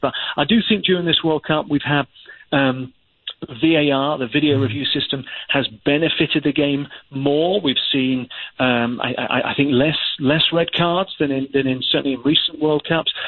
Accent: England, United Kingdom; an Englishman

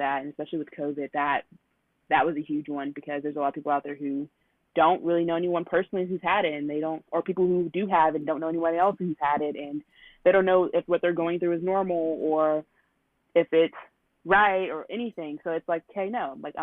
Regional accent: Texas, United States; I was born and raised in Texas

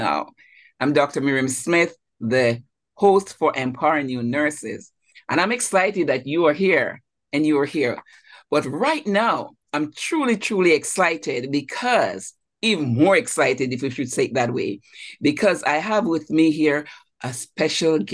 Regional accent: Jamaica; moved away as an adult; now in United States; I'm also from Jamaica, West Indies

